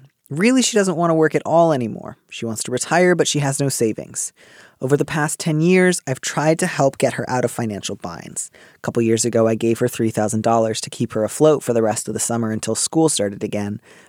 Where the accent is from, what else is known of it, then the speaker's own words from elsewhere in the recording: Midwest, United States; And that's what I associate with waspiness. I don't know. I grew up in the Midwest.